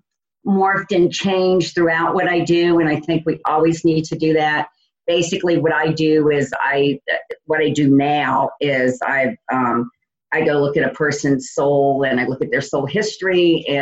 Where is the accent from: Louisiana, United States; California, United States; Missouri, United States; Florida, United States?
Louisiana, United States; New Orleans; moved away as an adult; also born or lived in Indiana